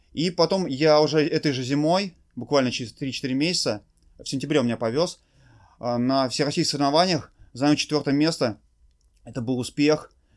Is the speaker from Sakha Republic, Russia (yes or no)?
no; Tolyatti, Samara Oblast, Russia; я из города Тольятти